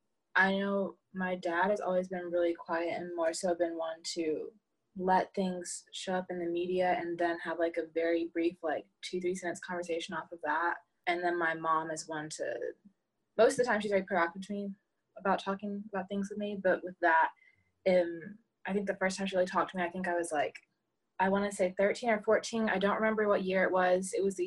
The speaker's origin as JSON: {"language": "English", "region": "Texas", "country": "United States", "also_born_or_lived": "North Carolina", "said": "I'm from Texas, I'm 18, and I've grown up in a predominantly white area."}